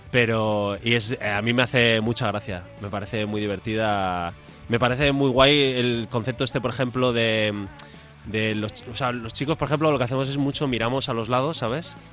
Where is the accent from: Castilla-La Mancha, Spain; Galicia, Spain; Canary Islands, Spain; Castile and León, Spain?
Castile and León, Spain; León; moved away as an adult; also born or lived in Madrid; yo soy de León y ahí somos muy de verbena.